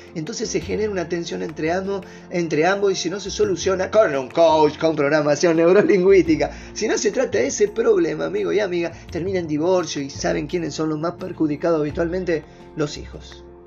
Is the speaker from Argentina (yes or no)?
yes; Argentina; soy argentino. Gracias a Dios de haber nacido en este país